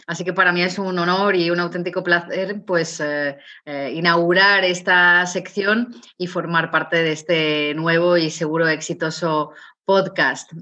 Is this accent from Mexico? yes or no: no; León, Castile and León, Spain; yo soy de origen de León, yo nací en León